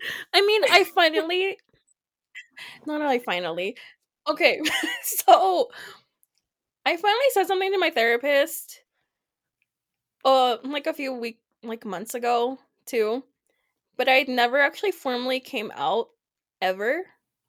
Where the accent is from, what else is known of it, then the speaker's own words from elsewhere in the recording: Bend, Oregon, United States; That's growing up in Bend, but I'm thankful that it's becoming a lot more diverse because a lot of people are moving in.